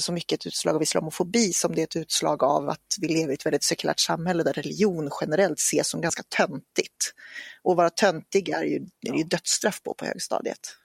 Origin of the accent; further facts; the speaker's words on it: Norrland, Sweden; växte jag upp i Norrland, på landsbygden